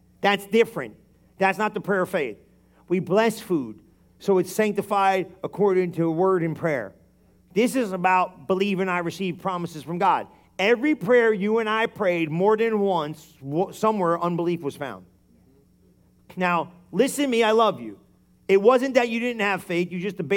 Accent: New Jersey, United States; We're Italian, and we're from New Jersey

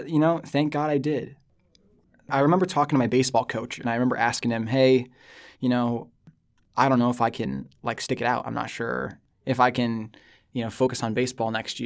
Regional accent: Newton, Iowa, United States; moved away as an adult; now in New York City, United States; So I grew up in Iowa. Newton, Iowa

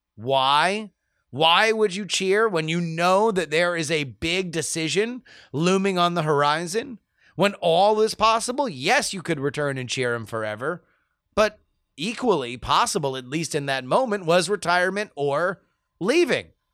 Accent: South Florida, United States; now in West Coast, United States; I am from South Florida

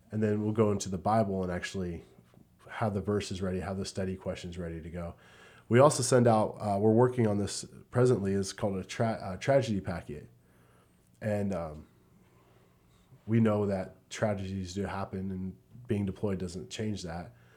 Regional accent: Southern California, United States; also born or lived in Fort Wayne, Indiana / Columbus, Ohio; I grew up most of my life here in Southern California

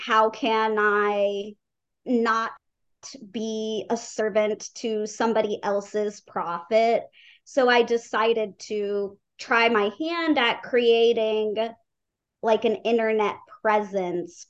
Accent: Atlanta, Georgia, United States; Atlanta, my hometown

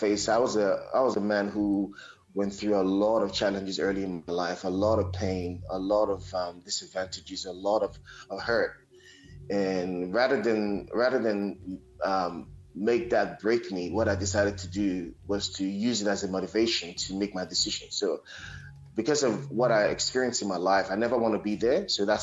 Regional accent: Nigeria; moved away as an adult; also born or lived in Nsukka, Nigeria; now in Sydney, Australia; I was born in Nigeria

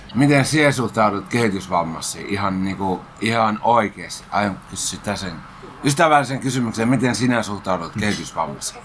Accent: Helsinki, Uusimaa, Finland; mä olen kyllä ihan syntynyt Helsingissä ja asunut koko lapsuuteni Hesossa.

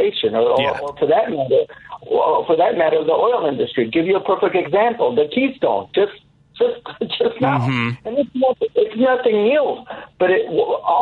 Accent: Mexico; now in United States; I came from Mexico

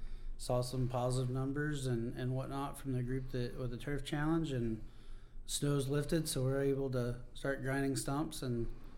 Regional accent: Oklahoma, United States; I'm not. I'm actually from Southwest Oklahoma.

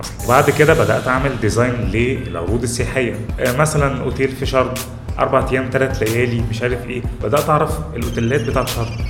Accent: Egypt; احنا بقى كمصريين

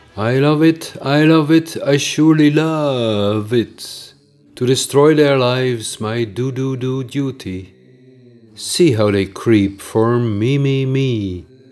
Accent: Netherlands; accent: Dutch; English is a second language; my Dutch accent

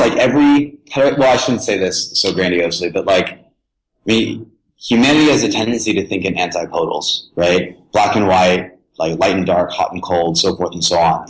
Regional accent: Tennessee, United States; I was born and raised in Tennessee

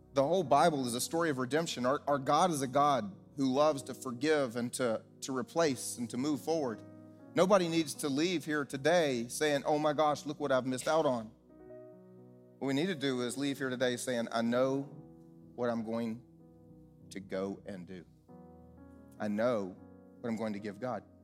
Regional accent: the South, United States; I grew up here in the South

